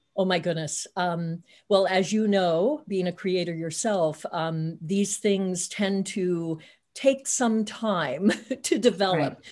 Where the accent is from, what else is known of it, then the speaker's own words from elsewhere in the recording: Hannibal, Missouri, United States; moved away; I'm originally from Hannibal, Missouri, so a couple of hours away from the big city